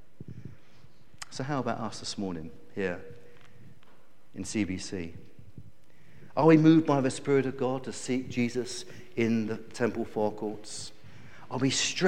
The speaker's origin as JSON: {"language": "English", "country": "United Kingdom", "said": "us as British people"}